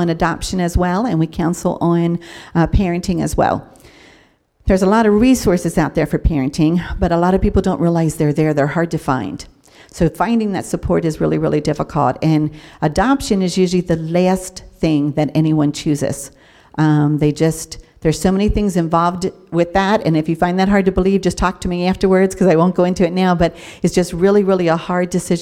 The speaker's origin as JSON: {"language": "English", "town": "York", "region": "Pennsylvania", "country": "United States", "tie": "born or raised there", "moved": "as an adult", "said": "I was born and raised here in York, but then got married at a young age and kind of moved all over the country"}